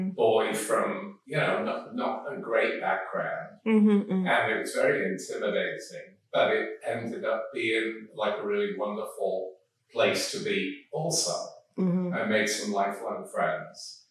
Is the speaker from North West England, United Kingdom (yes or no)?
yes; Manchester, North West England, United Kingdom; moved away; I grew up in Manchester in the north of England